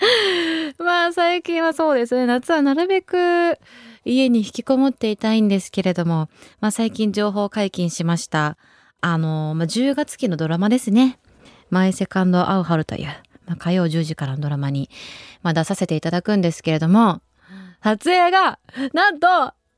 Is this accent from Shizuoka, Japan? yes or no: yes; Shizuoka, Japan; moved away; 私静岡出身で、ちょうど母親のお家のベランダから、その地元の花火大会ですね。